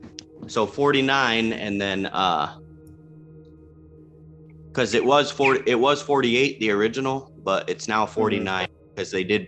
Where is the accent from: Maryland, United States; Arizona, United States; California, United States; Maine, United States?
California, United States; now in Washington, United States; I'm from California.